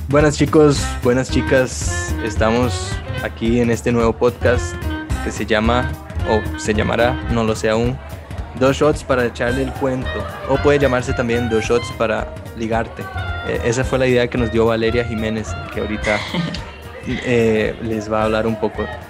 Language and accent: Spanish; Brazil; moved away; yo vengo de Brasil